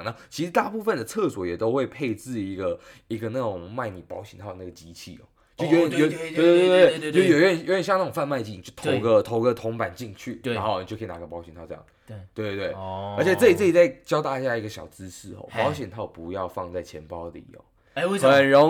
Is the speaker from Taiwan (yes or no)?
yes; Taiwan; moved away; 像我们台湾人一般会觉得很尴尬